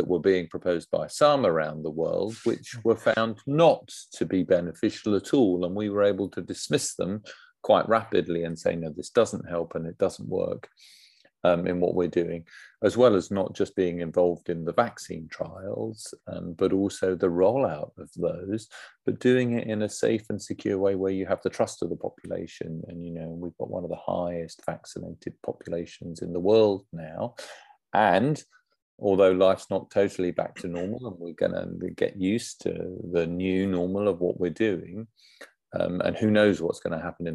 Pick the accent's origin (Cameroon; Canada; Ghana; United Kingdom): United Kingdom; Essex, East of England; I'm from Essex